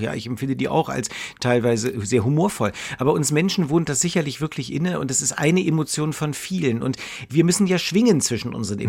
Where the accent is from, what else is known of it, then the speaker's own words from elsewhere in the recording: Berlin, Germany; ich komme ja, ja aus Berlin